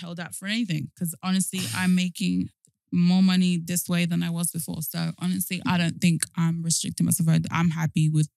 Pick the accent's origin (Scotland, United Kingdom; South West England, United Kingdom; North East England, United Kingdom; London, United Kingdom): London, United Kingdom; also born or lived in Argentina / Miami; I'm from South London